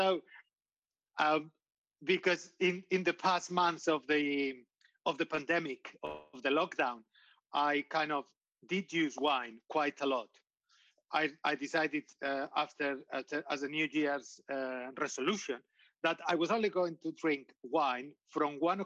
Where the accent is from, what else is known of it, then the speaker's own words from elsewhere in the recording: Getxo, Basque Country, Spain; English is a second language; I was born in a small town, and probably for the listeners will be like a suburb north of Bilbao